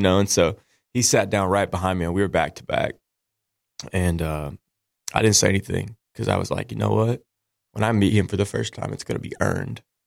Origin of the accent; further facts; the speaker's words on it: Nashville, Tennessee, United States; I grew up in Nashville